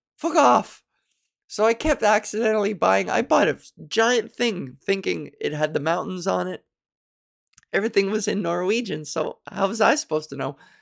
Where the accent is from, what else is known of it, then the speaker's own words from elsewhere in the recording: Canada; accent: Canadian; I am so Canadian.